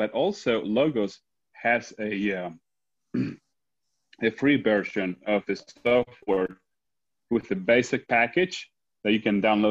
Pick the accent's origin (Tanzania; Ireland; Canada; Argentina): Argentina; English is a second language; moved away; And as you can tell, I have an accent, and I'm from Argentina, so for me, what is very useful, I study my theology and my Bible in English, but I also go ahead and also read it in Spanish.